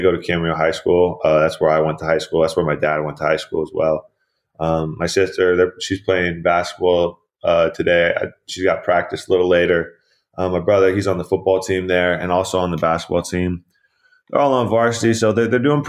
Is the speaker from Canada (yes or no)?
no; Camarillo, California, United States; also born or lived in Irvine, California; So I was born in Irvine, California. I lived there until I was about 8 years old, second grade-ish. We moved to here to Camarillo, where I currently live and my family lives. So just growing up here in Camarillo